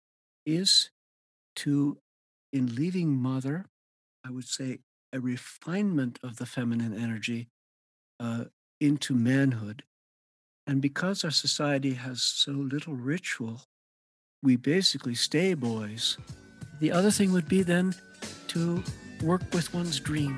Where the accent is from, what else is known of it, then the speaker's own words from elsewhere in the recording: Montana, United States; moved away as an adult; also born or lived in New York City; I'm from Montana, which is where I am now, grew up here